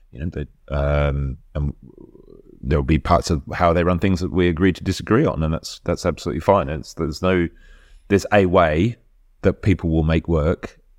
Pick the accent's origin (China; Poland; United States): Poland; English is a second language; I grew up in Poland, so I definitely used to play around in sandpits